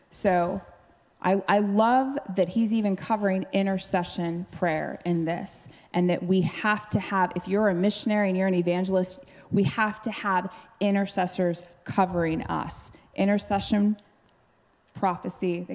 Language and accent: English; Alaska, United States; moved away as an adult; we hadn't been home to Alaska since we moved here, full of Holy Spirit, mature in Jesus. We hadn't been to where we met, my hometown